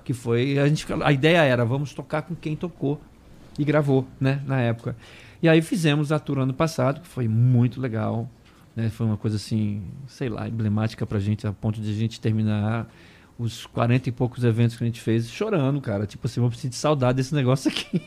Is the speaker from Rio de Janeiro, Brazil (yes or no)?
no; Brasília, Federal District, Brazil; moved away; me tiraram de Brasília, eu sou o único que não sou de São Paulo